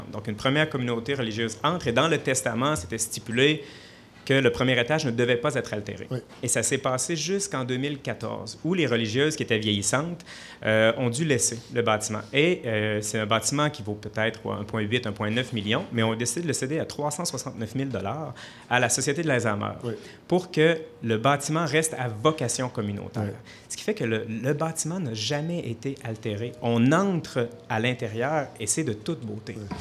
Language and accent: French; Sainte-Marie, Quebec, Canada; also born or lived in Saint-Elzéar; je suis né à Saint-Elzéar. J'étais à l'école à Sainte-Marie.